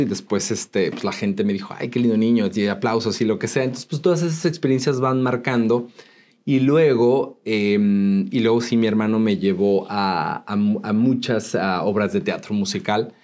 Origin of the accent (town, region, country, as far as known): Mexico City, Mexico; born or raised there; also born or lived in Tultepec, State of Mexico